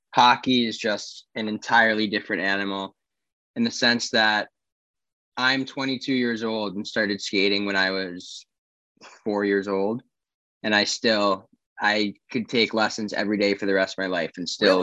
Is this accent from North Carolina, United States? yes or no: yes; Charlotte, North Carolina, United States; also born or lived in Saratoga Springs, New York / Franklin, Tennessee; I moved down here to Charlotte when I was seven